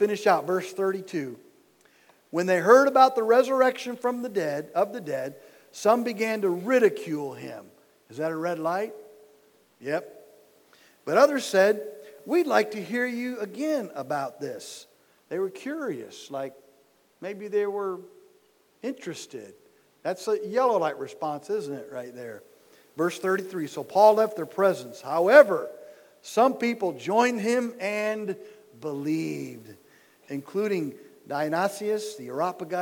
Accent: Dearborn, Michigan, United States; moved away as an adult; now in Kentucky, United States; I was born and raised in Dearborn, Michigan

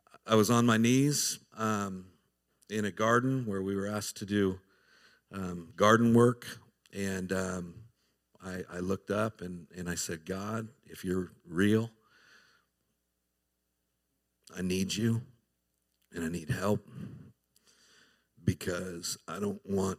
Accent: Southern California, United States; moved away as an adult; now in Tennessee, United States; I was born and raised in Southern California, grew up a heathen

